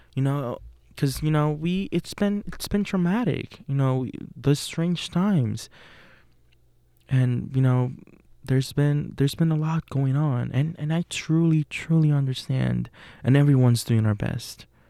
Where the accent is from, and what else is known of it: Puerto Rico; born or raised there; English is a second language; moved away as an adult; now in Pittsburgh, United States